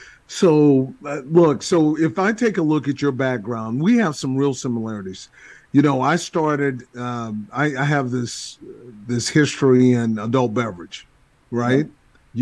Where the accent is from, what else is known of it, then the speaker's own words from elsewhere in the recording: Texas, United States; also born or lived in Boston / Washington; so I'm from Texas, but I've spent less time in Texas than I have out of Texas.